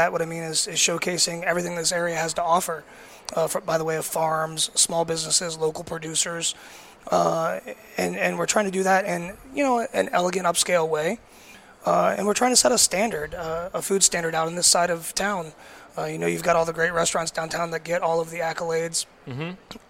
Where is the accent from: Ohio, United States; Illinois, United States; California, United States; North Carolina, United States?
Ohio, United States; Westerville; moved away as an adult; also born or lived in New York; now in St. Michael, United States; I grew up in a small town, a suburb of Columbus called Westerville.